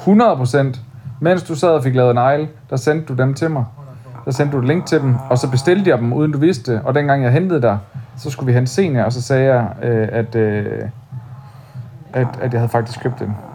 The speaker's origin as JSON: {"language": "Danish", "town": "Odense", "region": "Southern Denmark", "country": "Denmark", "moved": "yes", "said": "det er der, hvor jeg kommer fra"}